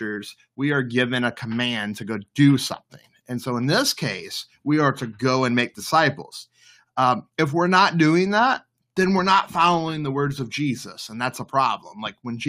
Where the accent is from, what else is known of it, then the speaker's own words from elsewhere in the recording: the Bible Belt, United States; moved away as an adult; now in Maryland, United States; where I grew up in the Bible Belt